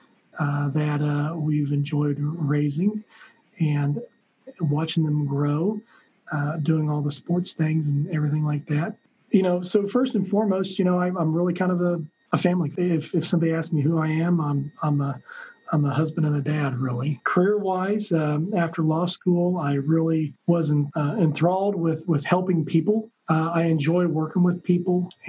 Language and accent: English; Hutchinson, Kansas, United States; I was born and raised in Hutchinson, Kansas